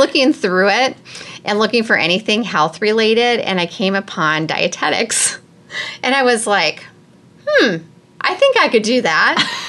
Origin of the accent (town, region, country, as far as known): Minnesota, United States; now in Ames, United States